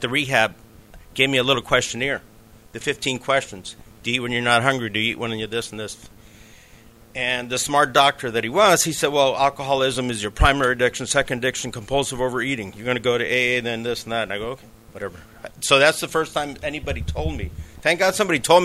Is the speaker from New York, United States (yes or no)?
yes; New York City, New York, United States; I was born in New York City